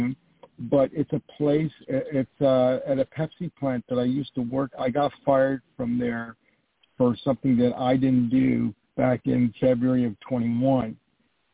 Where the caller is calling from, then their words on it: New York, United States; I'm calling from New York